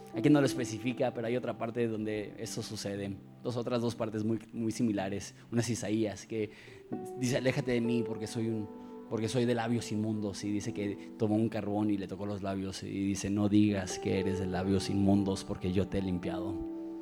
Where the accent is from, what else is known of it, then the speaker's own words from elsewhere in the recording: Mexico; yo como mexicano